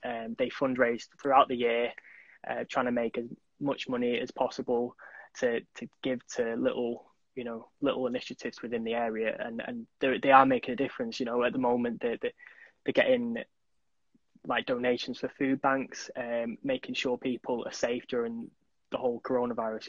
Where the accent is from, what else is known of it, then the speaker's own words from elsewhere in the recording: Manchester, North West England, United Kingdom; I'm from Manchester